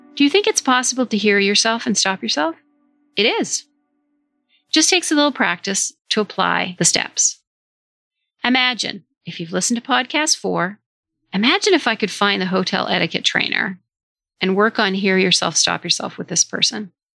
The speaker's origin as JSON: {"language": "English", "region": "Vermont", "country": "United States", "said": "Vermont, my home state in the US"}